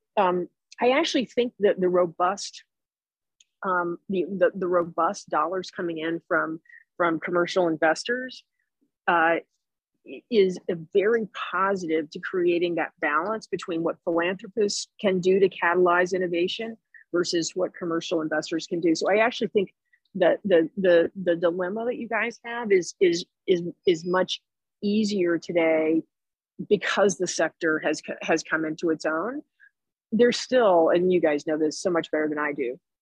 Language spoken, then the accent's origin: English; Jacksonville, Florida, United States; moved away; also born or lived in Chicago; I'm from Jacksonville, Florida